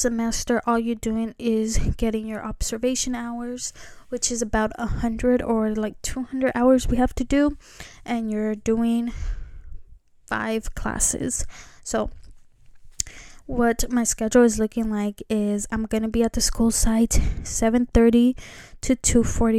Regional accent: California, United States; I am from California

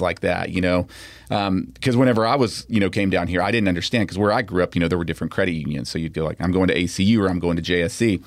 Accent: Pearland, Texas, United States; when I grew up in Pearland, it was like Lake Jackson, you know, it was a small town

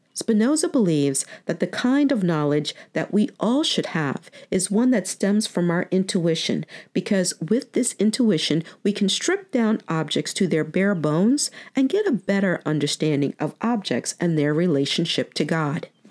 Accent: New York, United States; moved away; I was born and raised in New York, so even though I haven't lived there in over 25 years

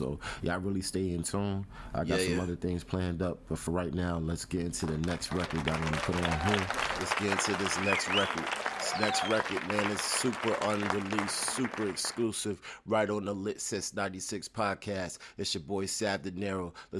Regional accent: New York City, New York, United States; now in Atlanta, United States; I'm from the Bronx. I came over to Atlanta, Georgia in 2010.

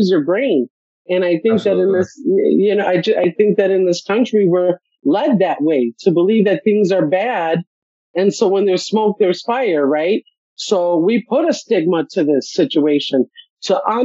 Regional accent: Chicago, Illinois, United States; moved away; I'm from Chicago

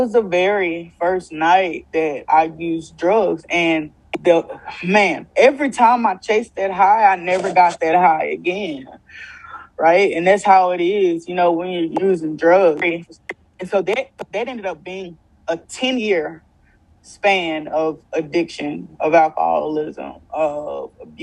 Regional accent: Louisiana, United States; I came home. I came home to Louisiana

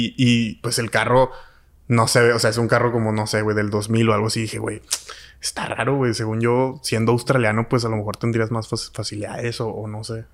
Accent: Mexico; yo como mexicano

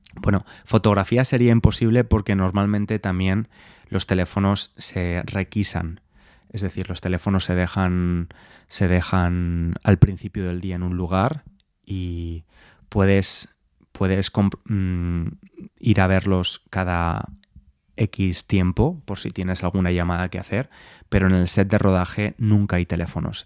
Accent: Valencia, Valencian Community, Spain; now in London, United Kingdom; Yo llegué ayer de Valencia, estuve unos días en mi ciudad

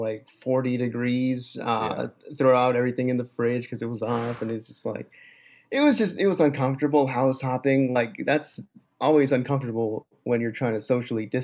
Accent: Laredo, Texas, United States; I actually grew up in Laredo, Texas

